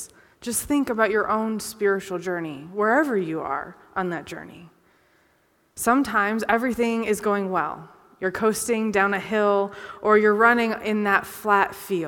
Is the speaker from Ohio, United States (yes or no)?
yes; Conneaut, Ohio, United States; I grew up in Conneaut, Ohio